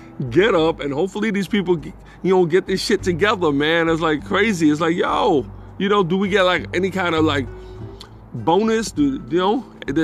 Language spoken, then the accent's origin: English; New York City, New York, United States; moved away as an adult; now in North Carolina, United States; I was born in the Bronx